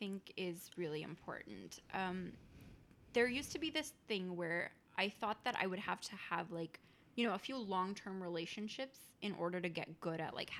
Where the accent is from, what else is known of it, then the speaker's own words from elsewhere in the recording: India; Yeah, I'm Indian.